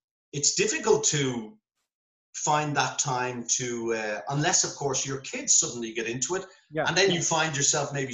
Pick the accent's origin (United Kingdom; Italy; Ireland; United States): Ireland; Dublin, Leinster; I'm from Temple Hogan